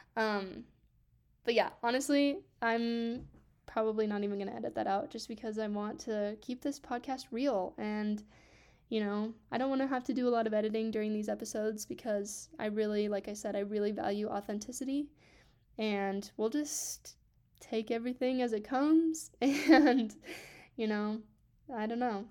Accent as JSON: {"language": "English", "town": "Grand Junction", "region": "Colorado", "country": "United States", "tie": "born or raised there", "also_born_or_lived": "Grants Pass, Oregon", "said": "we moved here to Grand Junction, Colorado when I was six"}